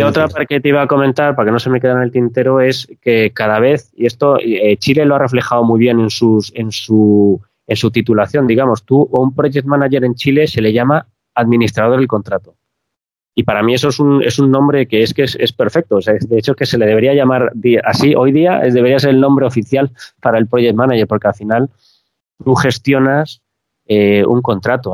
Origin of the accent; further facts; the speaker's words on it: Spain; Los españoles somos muy directos hablando